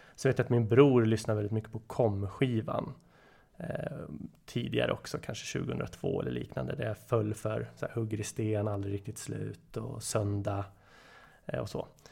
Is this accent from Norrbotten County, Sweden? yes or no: no; Nyköping, Södermanland, Sweden; now in Stockholm, Sweden; Född och uppvuxen i Nyköping, bor numera i Stockholm, 34 år.